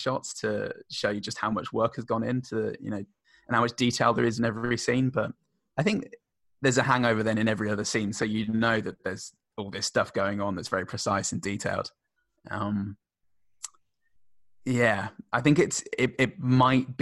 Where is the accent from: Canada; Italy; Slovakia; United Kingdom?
United Kingdom; now in Australia; We had the same in the UK, or I did at least. In my upper school, my hometown was a three-tier system for a while